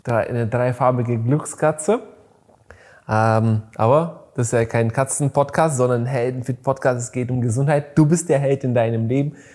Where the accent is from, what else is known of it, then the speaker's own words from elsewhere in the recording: Bulgaria; moved away; ich bin in Bulgarien geboren